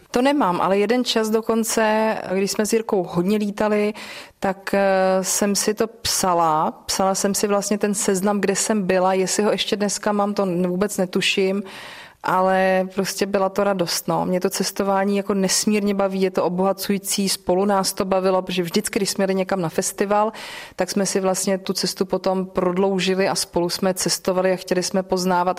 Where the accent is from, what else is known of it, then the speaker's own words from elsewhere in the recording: Bohemia, Czechia; tady u nás v Čechách